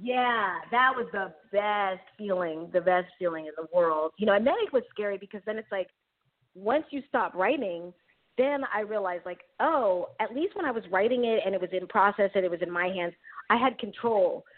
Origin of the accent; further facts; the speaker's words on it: New York City, New York, United States; moved away as an adult; also born or lived in San Francisco, California; now in Bay Area, California, United States; I grew up in Queens, New York